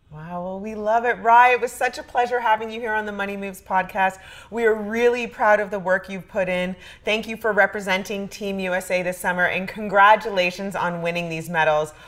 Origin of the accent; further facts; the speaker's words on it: Canada; As a Canadian